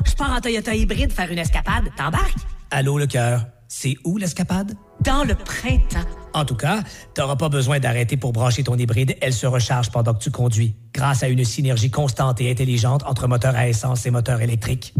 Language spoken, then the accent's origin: French; Sainte-Anne-de-la-Pérade, Quebec, Canada; Moi, je suis de Saint-Anne